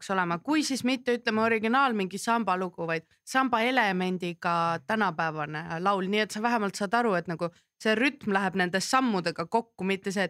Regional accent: Kurtna, Estonia; no ma kasvasin Kurtnas ka ja kui ma väike olin ja ma pidin pikemalt Kurtnas olema

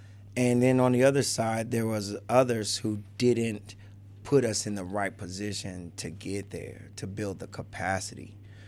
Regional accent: Chicago, Illinois, United States; I'd like to say I'm from Chicago. So I have all the sides on me. I got some suburban, some projects, some everything. So originally Cabrini Green.

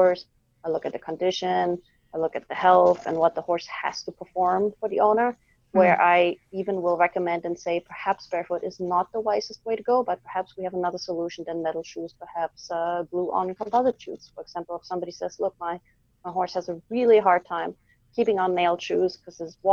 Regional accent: Germany; now in Quebec, Canada; I'm in Quebec, as you know, and I'm originally from Germany

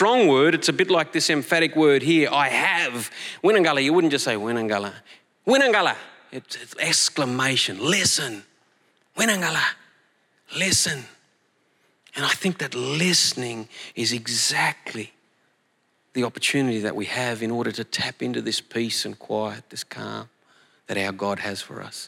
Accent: Collie, Western Australia, Australia; moved away; Collie, my hometown

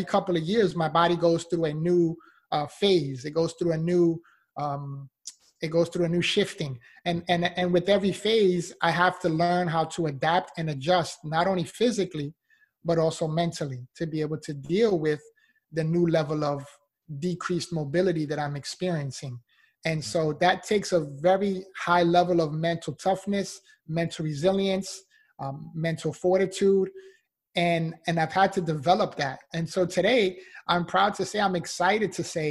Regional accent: New York City, New York, United States; moved away as an adult; now in Florida, United States; I'm originally from the Bronx, New York. So I moved from New York to Florida.

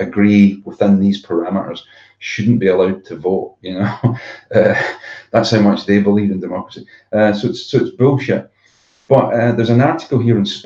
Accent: Zambia; now in United Kingdom; When I was a kid growing up in Africa

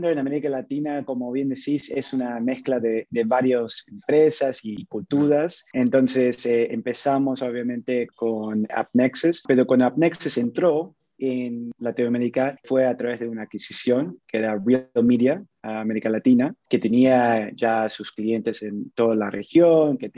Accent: Panama; moved away; also born or lived in Montreal, Canada; mis papás son argentinos, con ellos tuve la oportunidad de moverme a diferentes países. Yo crecí mucho tiempo en, en la República de Panamá

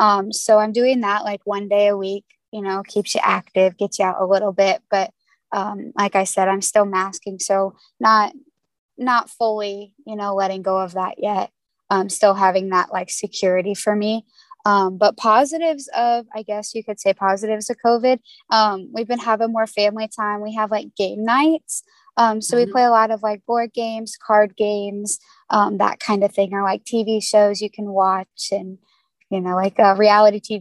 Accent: Indiana, United States; I am from Indiana

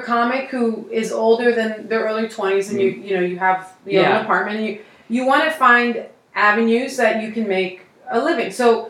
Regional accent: Philadelphia, Pennsylvania, United States; I'm from Philadelphia

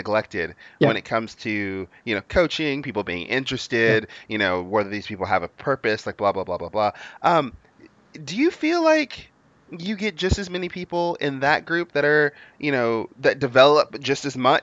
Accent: United States; I'm from the United States.

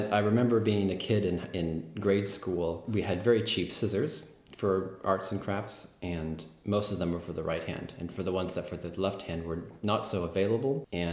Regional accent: San Jose, California, United States; now in Berlin, Germany; I come from San Jose, California

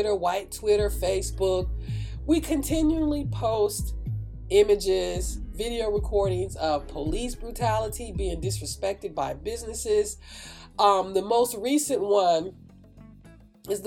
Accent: Oakland, California, United States; I grew up in Oakland. I grew up in Northern California, especially in the Oakland area

